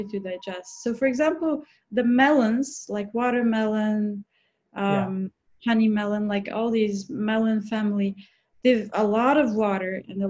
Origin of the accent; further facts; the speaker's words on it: Bulgaria; moved away; I'm from Bulgaria